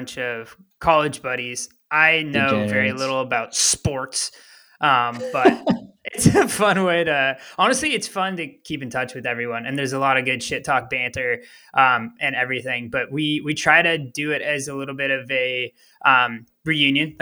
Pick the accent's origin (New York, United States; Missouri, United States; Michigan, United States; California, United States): California, United States; Bay Area; I was from the Bay Area